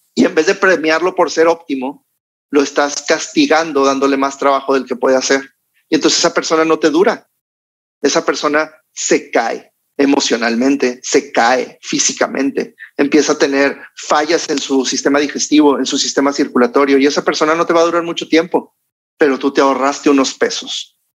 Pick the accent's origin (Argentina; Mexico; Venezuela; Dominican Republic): Mexico; como buenos mexicanos, latinos